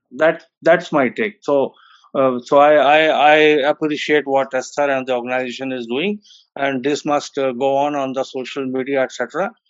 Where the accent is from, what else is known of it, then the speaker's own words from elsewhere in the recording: Lucknow, Uttar Pradesh, India; moved away as an adult; now in Delhi, India; I'm a professor based in Delhi for last 35 years, but I have I was born and brought up in Lucknow, and having gone to all the Roman Catholic schools